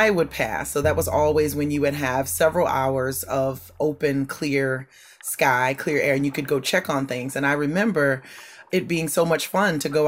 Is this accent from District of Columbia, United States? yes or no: no; Bayou Liberty, Louisiana, United States; Yeah, I grew up in Bayou Liberty, just north of New Orleans in the bayou. I lived in the house where my mother was born that my grandfather built.